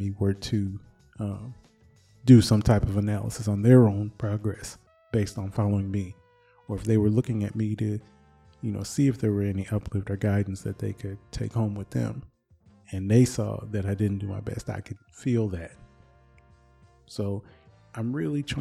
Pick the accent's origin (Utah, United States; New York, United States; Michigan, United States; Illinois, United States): Michigan, United States; I'm from Michigan.